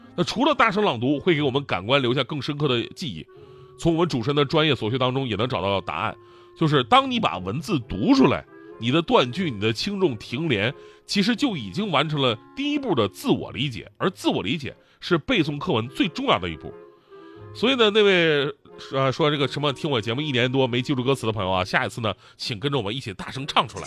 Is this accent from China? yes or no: yes; China; 我们是中国人啊